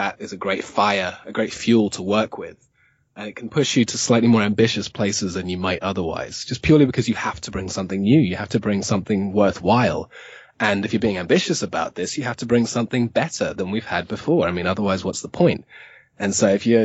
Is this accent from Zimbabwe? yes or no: yes; Zimbabwe; moved away; I grew up in Zimbabwe